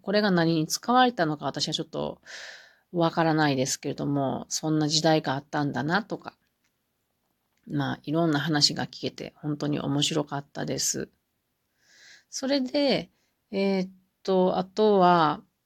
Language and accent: Japanese; Mie, Japan; moved away as an adult; now in Gifu, Japan; 私も三重県人なので